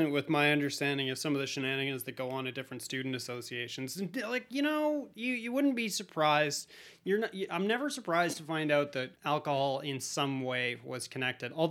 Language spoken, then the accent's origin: English; Colombia; You know, I'm from Colombia, let's do it.